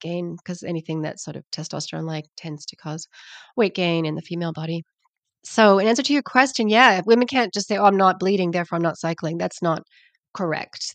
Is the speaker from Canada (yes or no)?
yes; Canada; accent: Canadian; also born or lived in Sydney, Australia; now in New Zealand; I'm Canadian, you can hear from my accent, but I live down under